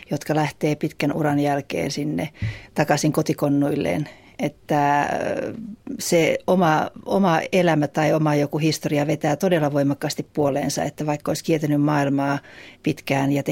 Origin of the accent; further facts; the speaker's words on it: Helsinki, Uusimaa, Finland; mistä mä sanon olevani kotoisin, koska helsinkiläisyys ei ole se, jota kannattaa ensimmäisenä toitottaa.